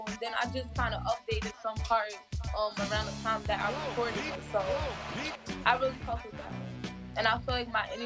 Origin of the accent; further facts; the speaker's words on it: New Jersey, United States; now in Atlanta, United States; I relocated to Atlanta, so now I reside in Atlanta, but I'm from Jersey.